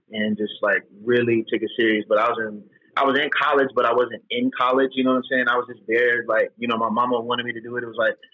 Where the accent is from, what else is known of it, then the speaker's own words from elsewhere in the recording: Memphis, Tennessee, United States; I was from Memphis